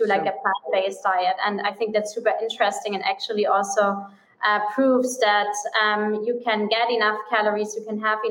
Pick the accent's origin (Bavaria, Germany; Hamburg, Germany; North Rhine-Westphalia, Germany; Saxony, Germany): Bavaria, Germany; Munich; English is a second language; moved away as an adult; also born or lived in Miami / Bahamas; I'm originally from Germany. So I'm from Munich, from the famous beer town.